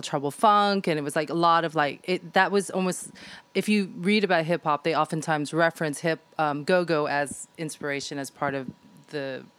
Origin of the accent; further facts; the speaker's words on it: United States; Even though I grew up in the States, I had been coming to London since I was 16